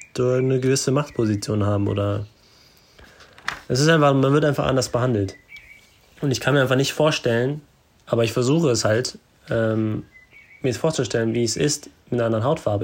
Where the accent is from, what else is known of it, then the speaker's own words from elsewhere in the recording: Germany; bei uns in Deutschland